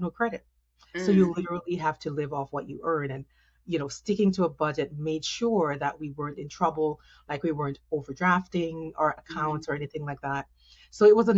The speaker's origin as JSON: {"language": "English", "country": "Jamaica", "tie": "born or raised there", "accent": "Jamaican", "moved": "as an adult", "lives_now": "United States", "said": "I'm originally Jamaican, if you can hear my accent. And so, and I thought like, Jamaicans have this thing where we are like, we are always Jamaican, no matter how, where we go, right? And so I've been in the States for over 20 years. But before that, my life in Jamaica, grew up there"}